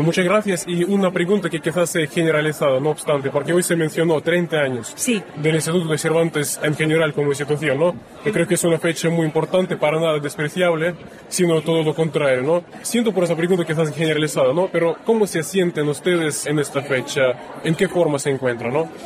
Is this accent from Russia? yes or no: yes; Russia; Spanish is a second language; yo soy rusa